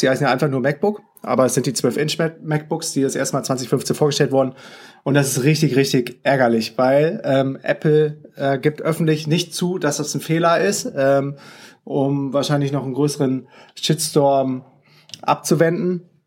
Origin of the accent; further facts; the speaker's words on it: Düsseldorf, North Rhine-Westphalia, Germany; das ist nämlich meine Heimatstadt